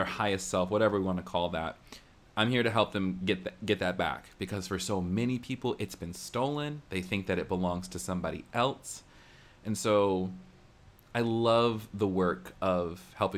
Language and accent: English; the American South, United States; growing up in the American South means, like, you're kind of, like, exposed to evangelicalism